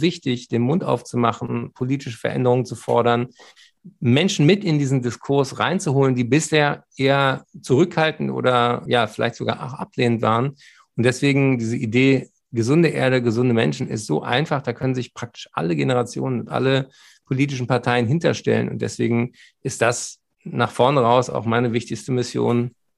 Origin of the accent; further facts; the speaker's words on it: Berlin, Germany; Ich bin ja Berliner